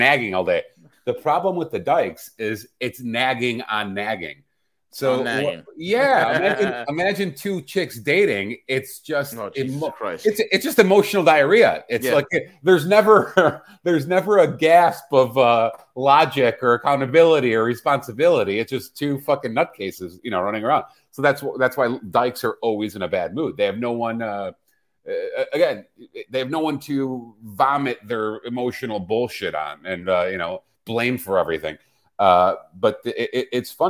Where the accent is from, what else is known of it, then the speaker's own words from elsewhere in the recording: Chicago, Illinois, United States; I grew up in Chicago as a little boy with black athletes on my walls